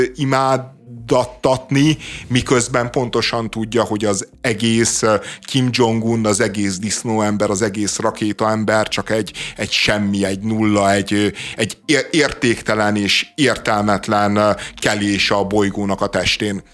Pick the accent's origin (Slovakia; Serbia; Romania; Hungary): Hungary; Budapest